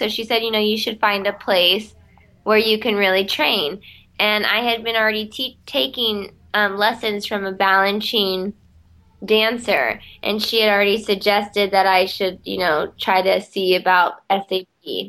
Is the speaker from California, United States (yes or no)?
yes; California, United States; also born or lived in Los Angeles; now in New York City, United States; I'm from California